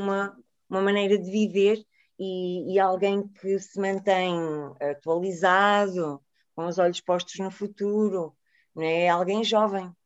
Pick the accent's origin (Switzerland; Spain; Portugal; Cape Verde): Portugal; Porto, Norte; now in Lisbon, Portugal; a minha terrinha no Porto